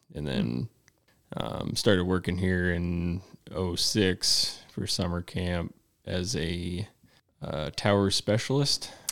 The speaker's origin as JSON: {"language": "English", "town": "Mason City", "region": "Iowa", "country": "United States", "tie": "born or raised there", "said": "I'm from Mason City, Iowa"}